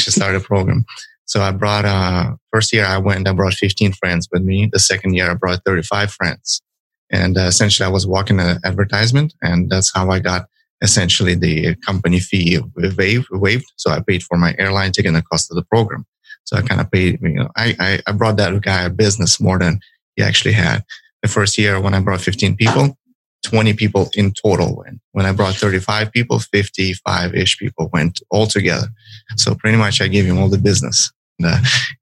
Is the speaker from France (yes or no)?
no; Ukraine; English is a second language; moved away as an adult; now in United States; When I grew up in Ukraine, a poor country, I grew up during the 90s